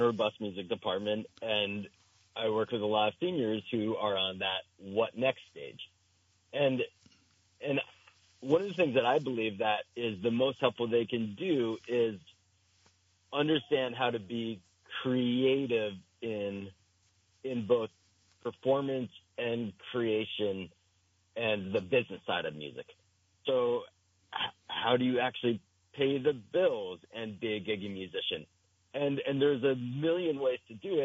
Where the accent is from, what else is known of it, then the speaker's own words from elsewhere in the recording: New Jersey, United States; now in Vermont, United States; I grew up in New Jersey